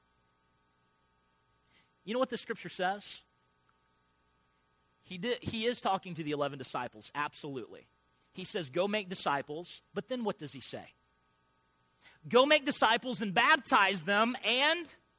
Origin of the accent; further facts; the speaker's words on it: Illinois, United States; I grew up in Illinois, and my grandpa was a farmer